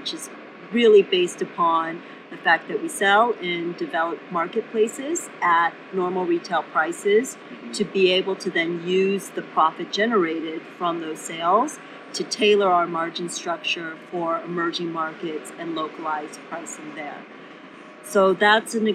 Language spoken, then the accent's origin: English; South Korea; moved away; also born or lived in Cambridge; originally I was born in South Korea during a time when it was not the economic powerhouse